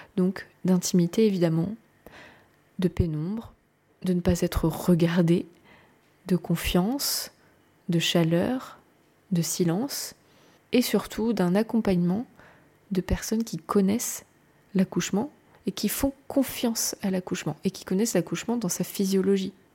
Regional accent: France; je suis française, je vous parle du pays que je connais

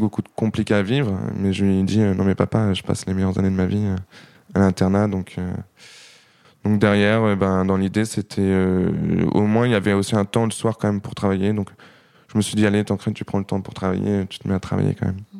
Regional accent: Saint-Lô, Normandy, France; now in Granville, France; je suis né à Saint-Lô, j'ai grandi à Saint-Lô

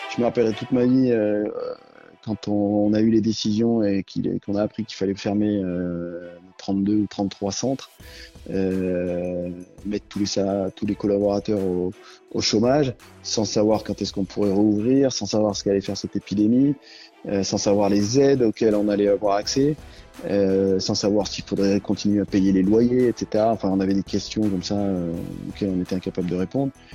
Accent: Sancy, Auvergne-Rhône-Alpes, France; j'ai grandi dans le Sancy, donc au milieu de la nature

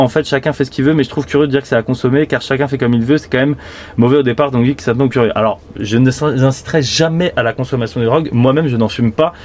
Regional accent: Île-de-France, France; je suis né en, en Ile-de-France et j'ai pas eu de prévention par les gendarmes euh, dans mon collège ou mon lycée

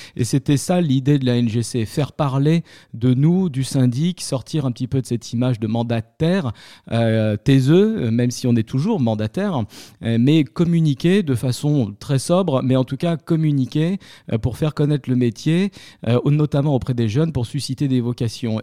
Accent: Paris, Île-de-France, France; also born or lived in Béziers; je suis un Parisien, je suis un titi parisien, même si je suis né à Béziers

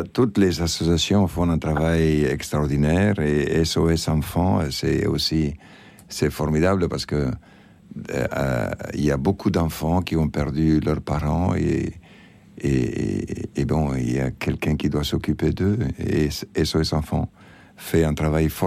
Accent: Argentina; now in Madagascar; je suis blanc, j'ai pas demandé l'être. Et mhm, je suis né en Argentine, euh, j'ai pas demandé à ma maman, à mon papa d'être en Argentine.

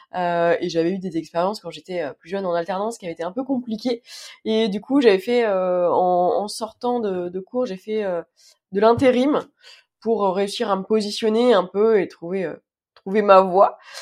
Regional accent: Île-de-France, France; je suis d'Île-de-France du 92 exactement

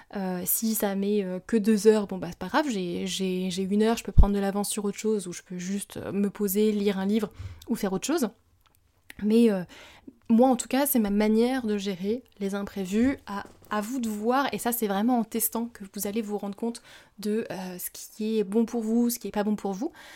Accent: France; also born or lived in Bali / Japan; chez nous en France

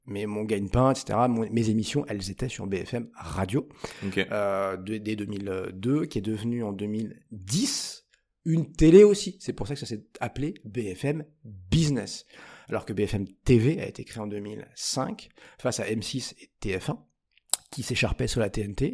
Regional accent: Paris, Île-de-France, France; je suis un vrai Parisien, enfin vrai, je suis né... Je suis né en banlieue toute proche, j'ai vécu 25 ans à Paris

